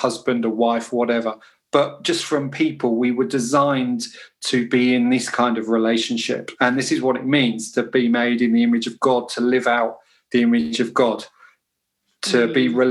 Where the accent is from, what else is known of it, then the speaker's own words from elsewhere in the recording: United Kingdom; being British